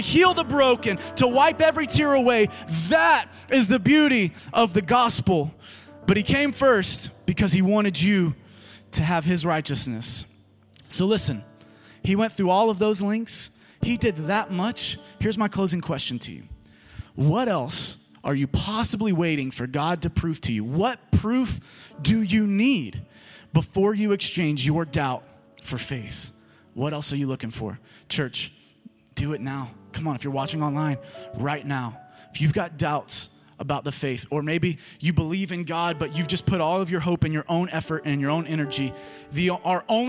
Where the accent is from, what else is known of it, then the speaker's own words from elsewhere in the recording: Germantown, United States; this is my hometown.